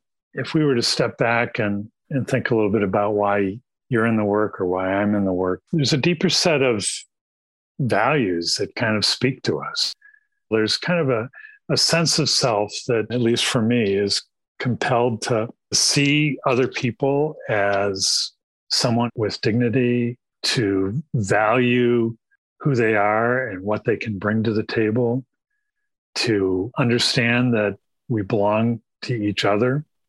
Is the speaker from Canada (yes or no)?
no; Midwest, United States; When I grew up in the Midwest, we moved around a lot.